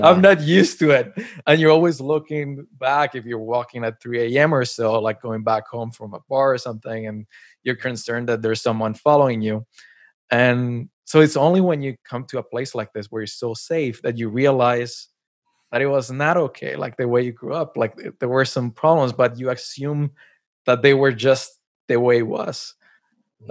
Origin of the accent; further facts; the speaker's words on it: Colombia; moved away as an adult; also born or lived in Montréal / Tokyo; now in Canada; I was born and raised in Colombia and then moved to Canada. It's been like 10 years I'm here